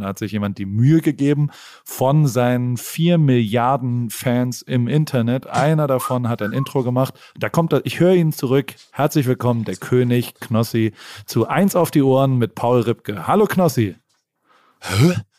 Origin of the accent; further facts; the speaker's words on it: Germany; accent: German; moved away as an adult; now in United States; ich habe auch noch einen ganz, ganz krassen deutschen Akzent